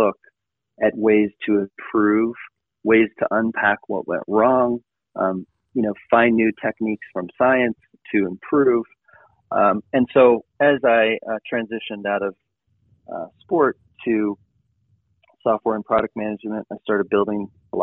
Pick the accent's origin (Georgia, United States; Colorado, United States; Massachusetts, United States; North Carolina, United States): Colorado, United States; Boulder; I grew up in Boulder, Colorado